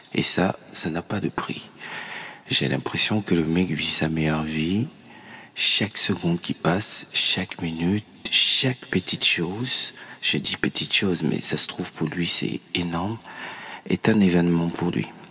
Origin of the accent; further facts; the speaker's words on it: Cameroon; chez moi au Cameroun